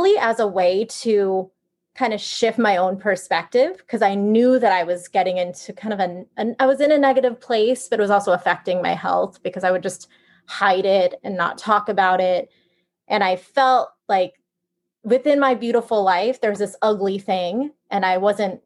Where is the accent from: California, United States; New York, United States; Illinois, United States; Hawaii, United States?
California, United States; San Francisco area, Northern; moved away as an adult; also born or lived in Los Angeles; I'm from Northern California around San Francisco area.